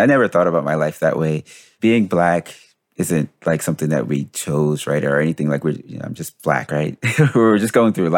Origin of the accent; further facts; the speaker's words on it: Paterson, New Jersey, United States; being Black and growing up in where we grew up in Patterson, Jersey